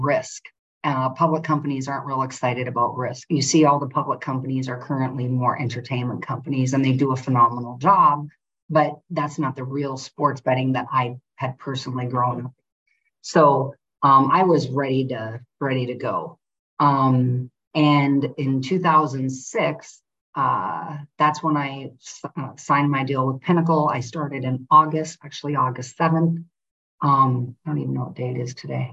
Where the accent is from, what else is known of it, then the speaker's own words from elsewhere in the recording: North Dakota, United States; moved away as an adult; also born or lived in Antigua; I'm from North Dakota, very privileged family